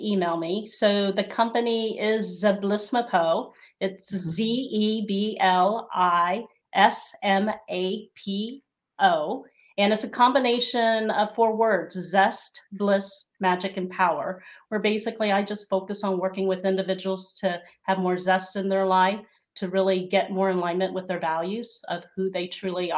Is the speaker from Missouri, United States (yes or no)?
no; Ohio, United States; There's not very many Filipinos where I grew up in a small rural area in Ohio.